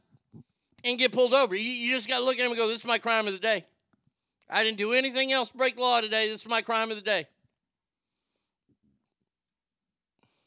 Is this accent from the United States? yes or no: yes; United States; my country that I was born